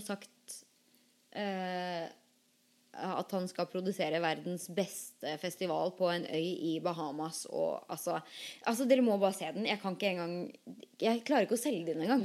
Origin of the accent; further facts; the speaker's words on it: Norway; now in United States; vi som er født og oppvokst i Norge